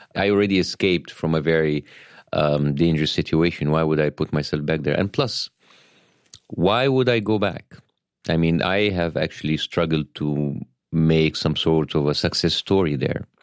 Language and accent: English; Cairo, Cairo Governorate, Egypt; English is a second language; moved away as an adult; now in Los Angeles, United States; I was born in Cairo, Egypt